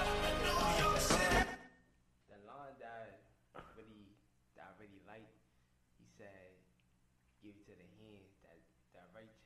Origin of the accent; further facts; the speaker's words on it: New York City, New York, United States; I rep my borough every day of the week. Southside, Jamaica, Queens